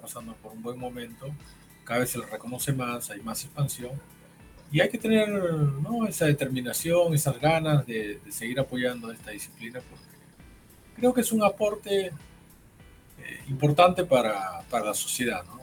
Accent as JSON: {"language": "Spanish", "country": "Peru", "said": "yo no soy de Lima"}